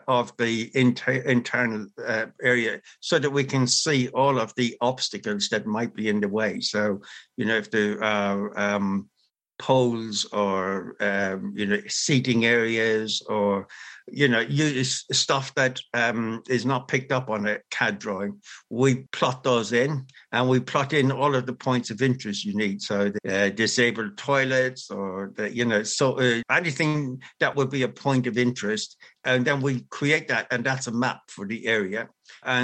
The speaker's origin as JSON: {"language": "English", "country": "Ireland", "said": "As an Irish person, we say to be sure, to be sure"}